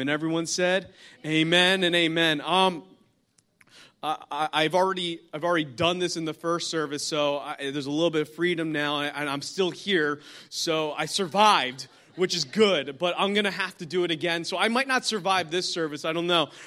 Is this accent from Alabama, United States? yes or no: no; New Jersey, United States; I'm from New Jersey, been pastoring up in New Jersey for the past close to ten years